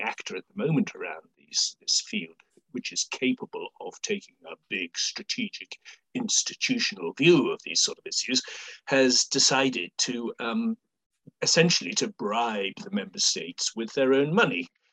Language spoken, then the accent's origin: English; United Kingdom; as a Brit